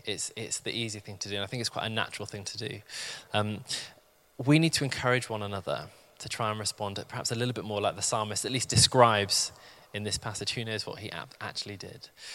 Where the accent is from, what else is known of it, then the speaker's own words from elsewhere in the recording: the Midlands, England, United Kingdom; moved away as an adult; now in London, United Kingdom; I'd actually found moving to London quite tricky. I'm from the Midlands